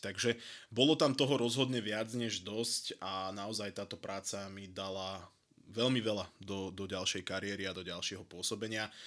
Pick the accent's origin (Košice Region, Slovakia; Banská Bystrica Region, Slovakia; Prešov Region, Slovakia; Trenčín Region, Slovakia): Trenčín Region, Slovakia; Prievidza; pochádzam z Prievidze